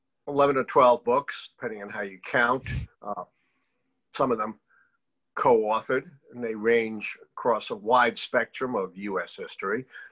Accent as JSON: {"language": "English", "town": "New York City", "region": "New York", "country": "United States", "tie": "born or raised there", "said": "I grew up in Brownsville, actually."}